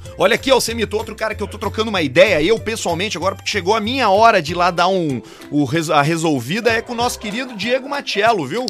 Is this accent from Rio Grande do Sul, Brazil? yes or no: yes; Porto Alegre, Rio Grande do Sul, Brazil; eu sou da Zona Norte